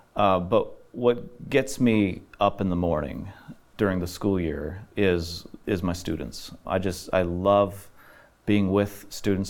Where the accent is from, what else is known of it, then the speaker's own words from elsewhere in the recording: Middlefield, Ohio, United States; also born or lived in Illinois / Faith Mission Home; landed in Ohio, and that's where I grew up in Middlefield, Ohio